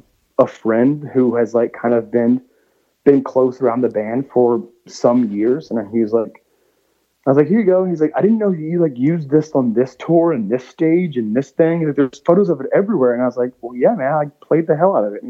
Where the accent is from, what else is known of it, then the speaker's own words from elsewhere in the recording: Georgia, United States; now in Nashville, United States; growing up in Georgia, like especially like around my grandparents' house, there was a ton of pecan trees.